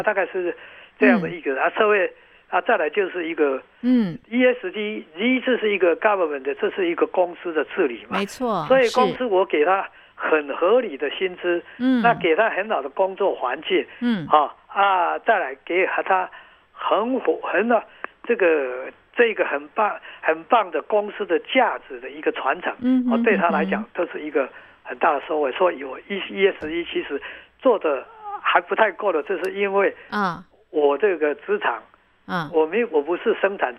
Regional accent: Taiwan; 是我的故乡，嗯嗯，他的香蕉是全台湾最好的，

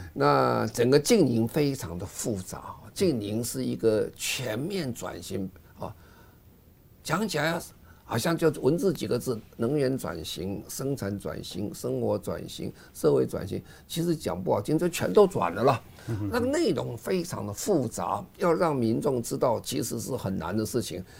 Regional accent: Taiwan; 我们希望在联合国开会之前也了解我们台湾人民对气候。

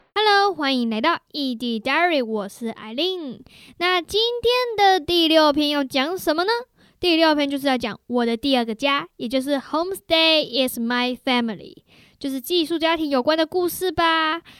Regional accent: Taiwan; moved away as an adult; also born or lived in Canada; 我们在台湾想的是杂货店的话

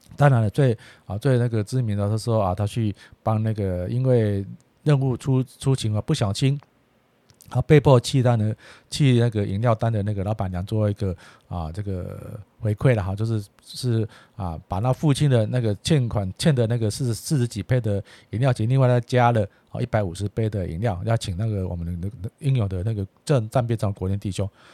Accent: Taiwan; 纯粹是我们台湾人的，啊，子弟

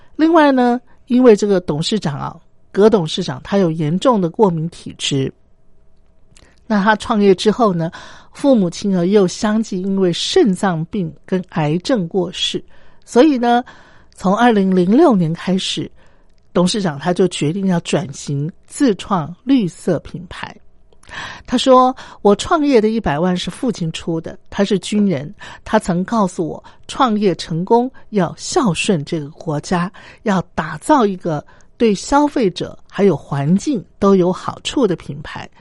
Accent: Taiwan; 我自己身为台湾人

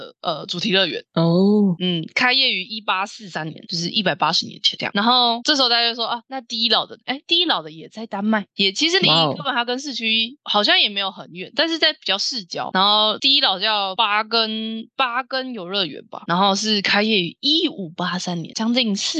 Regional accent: Taiwan; 身为一个台湾人

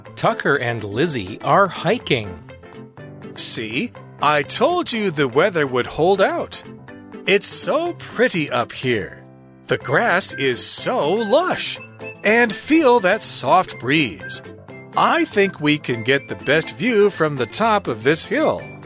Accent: England, United Kingdom; I'm from England where it rains every day.

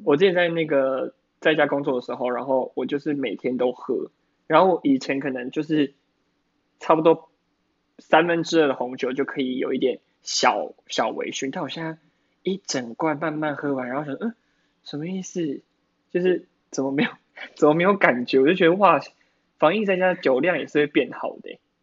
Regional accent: Taiwan; 我们台湾人就是， 台湾人就是爱嘴。

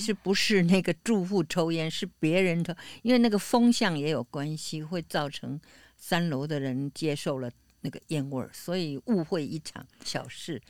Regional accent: Taipei, Taiwan; also born or lived in Beijing, China; 两三岁的时候到台湾，我就听闽南话

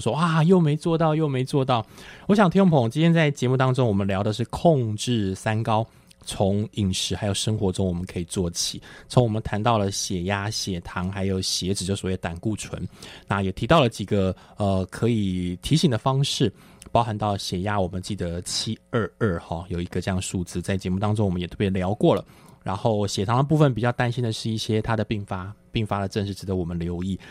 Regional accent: Taiwan; 在我们台湾人来讲

